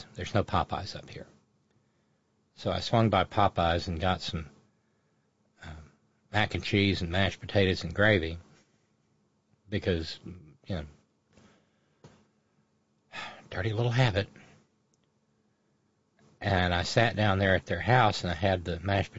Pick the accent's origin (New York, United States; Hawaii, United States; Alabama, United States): Alabama, United States; now in West Virginia, United States; I was born in Alabama